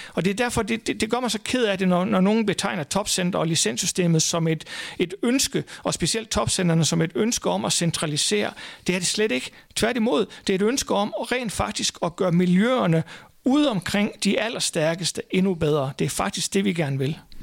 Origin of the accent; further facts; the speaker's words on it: Thy, North Denmark Region, Denmark; et lille område ude i Thy, hvor jeg kommer fra